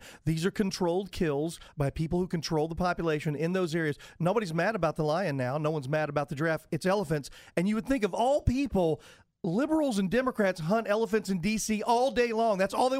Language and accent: English; Texas, United States; For those of us who were born and raised in Texas, and I come from a long line of hunters in my family. I don't really hunt anymore, but I grew up hunting.